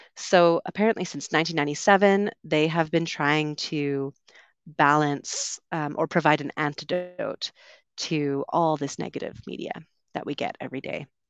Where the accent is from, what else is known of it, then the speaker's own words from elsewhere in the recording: Vancouver, British Columbia, Canada; moved away as an adult; also born or lived in United Kingdom / London; I'm from Vancouver